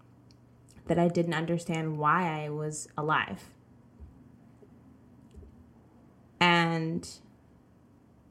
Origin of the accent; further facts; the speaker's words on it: the South, United States; I grew up in the South